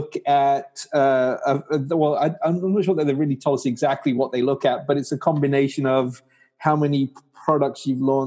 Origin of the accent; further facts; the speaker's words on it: England, United Kingdom; moved away as an adult; also born or lived in Pakistan / California, United States; now in New York State, United States; I was born in Pakistan. My family moved to England when I was 4 years old. And then after I graduated from university, I got a job with a company in England